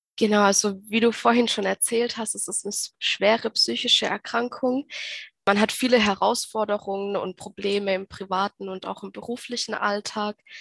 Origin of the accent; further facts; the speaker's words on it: Baden-Württemberg, Germany; ich komme aus Baden-Württemberg